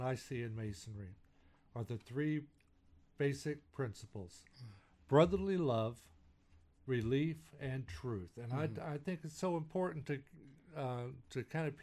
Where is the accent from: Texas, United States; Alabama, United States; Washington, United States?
Texas, United States; moved away; I'm a Texan